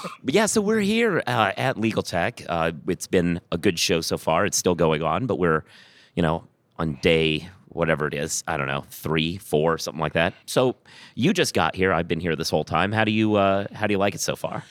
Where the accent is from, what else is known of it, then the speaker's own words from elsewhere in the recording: Minneapolis, Minnesota, United States; also born or lived in Iowa; now in New York, United States; I was born in Minneapolis